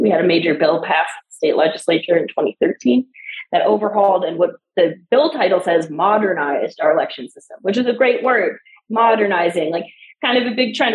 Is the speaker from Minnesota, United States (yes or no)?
no; Chicago, Illinois, United States; now in Denver, United States; I grew up in Chicago too